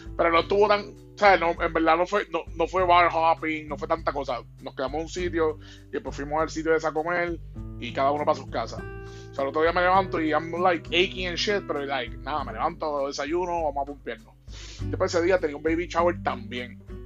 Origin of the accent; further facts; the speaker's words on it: Bayamón, Puerto Rico; Bayamón, mi ciudad natal